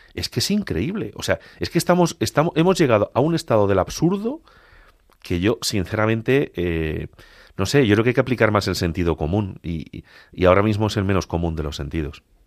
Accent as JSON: {"language": "Spanish", "town": "Agudo", "region": "Castilla-La Mancha", "country": "Spain", "said": "Almadén es la capital de la comarca donde está mi pueblo, donde está Agudo"}